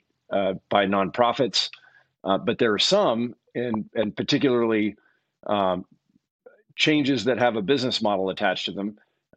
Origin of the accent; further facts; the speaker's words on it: Eugene, Oregon, United States; also born or lived in Berkeley, California; I actually grew up here in Eugene, Oregon